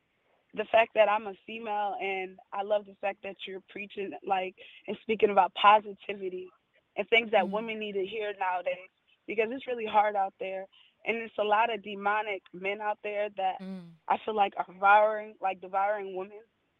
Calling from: Ohio, United States; I'm from Ohio.

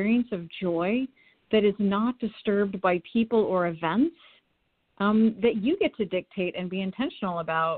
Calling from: Portland, Oregon, United States; I'm here from Portland, Oregon.

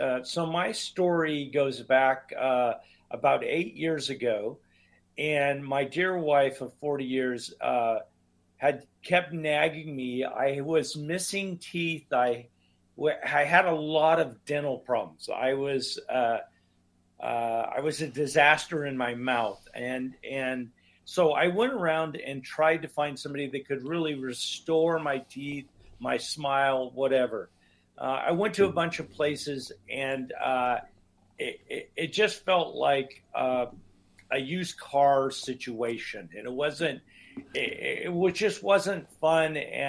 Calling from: Oregon, United States; Just outside of Portland, Oregon, on the West Coast.

